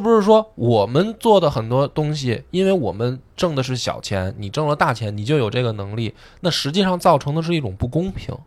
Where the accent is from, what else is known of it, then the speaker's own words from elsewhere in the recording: China; 我们中国人